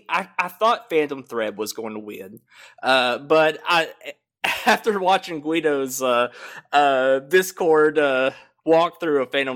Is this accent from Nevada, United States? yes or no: no; Tennessee, United States; I'm from good old Tennessee, the southeastern portion. You know, we love our gun rights. We love our women.